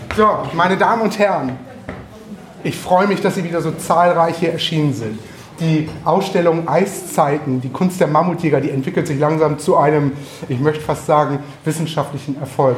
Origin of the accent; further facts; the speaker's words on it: Northern Germany, Germany; Wir Norddeutschen